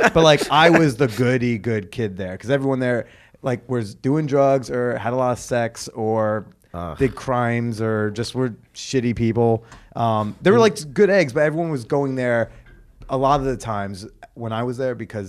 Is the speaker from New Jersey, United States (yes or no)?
yes; Norwood, New Jersey, United States; grew up in Norwood.